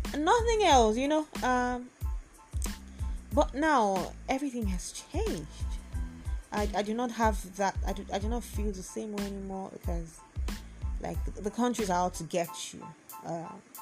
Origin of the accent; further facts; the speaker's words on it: Lagos, Nigeria; I'm a Nigerian, I'm a Lagosian